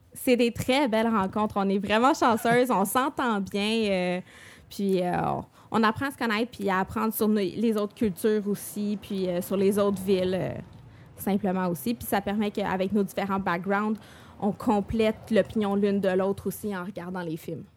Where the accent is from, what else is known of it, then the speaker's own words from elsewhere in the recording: Montreal, Quebec, Canada; je viens de Montréal.